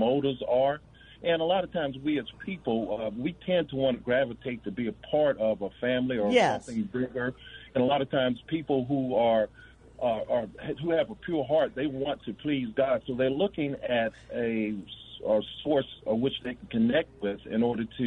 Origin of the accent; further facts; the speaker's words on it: Gary, Indiana, United States; I grew up in the Baptist church, Van Buren Baptist Church in Gary, Indiana